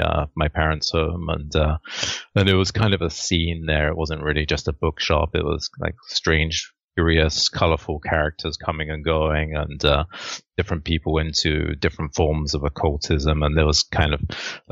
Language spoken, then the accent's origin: English; London, United Kingdom; moved away as an adult; now in North America; I've been living in North America for about 2 decades, but I'm actually from Southeast London originally, which is about 30 minutes by train into the center of London. But yeah, so I grew up really in a pretty small suburb.